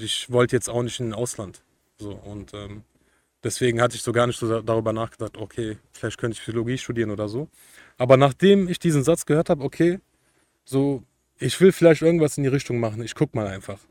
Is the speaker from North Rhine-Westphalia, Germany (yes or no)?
yes; Cologne area, North Rhine-Westphalia, Germany; Ich komme aus Umgebung Köln